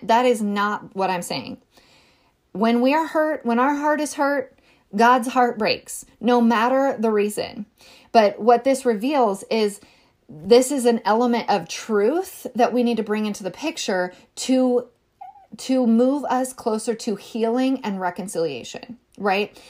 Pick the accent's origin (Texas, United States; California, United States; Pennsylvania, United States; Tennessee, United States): California, United States; rural Northern; I was raised in California